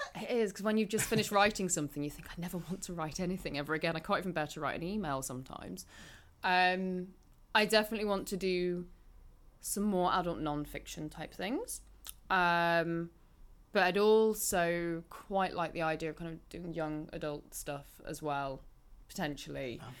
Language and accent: English; Market Bosworth, East Midlands, United Kingdom; I'm from near Leicester anyway. I grew up in Market Bosworth